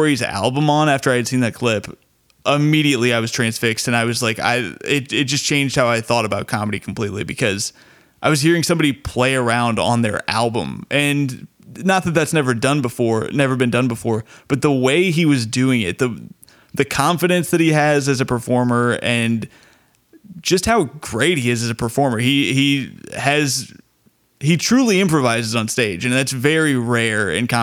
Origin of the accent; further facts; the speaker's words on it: Bloomington, Indiana, United States; my hometown in Bloomington